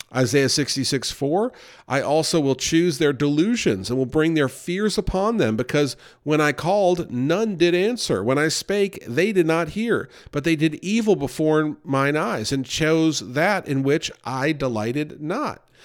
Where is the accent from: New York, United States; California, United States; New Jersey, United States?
New York, United States; we grew up near New York City